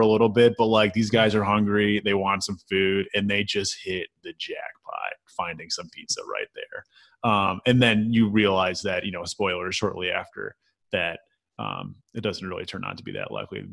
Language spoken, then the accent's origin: English; Chicagoland area, Illinois, United States; moved away as an adult; also born or lived in Peoria, Illinois; now in Memphis, United States; I'm from the Chicagoland area, the southwest suburbs.